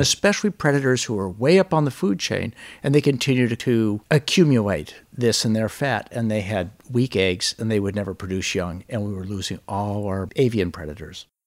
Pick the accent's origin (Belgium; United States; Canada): United States; Alaska; I grew up in Alaska